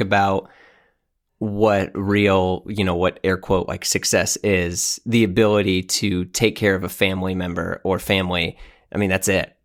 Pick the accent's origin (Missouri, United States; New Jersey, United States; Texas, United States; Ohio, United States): Missouri, United States; St. Louis; moved away as an adult; also born or lived in New York; just moved back to my hometown. So I'm in Saint Louis, Missouri, in, in the Midwest